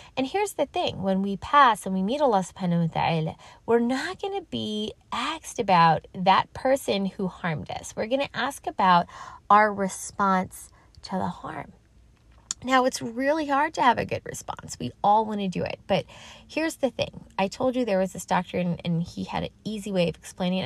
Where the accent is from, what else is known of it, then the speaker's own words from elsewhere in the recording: New York City, New York, United States; I'm from New York City.